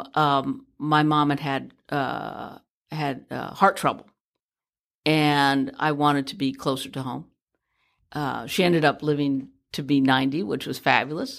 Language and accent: English; San Francisco, California, United States; born and raised in San Francisco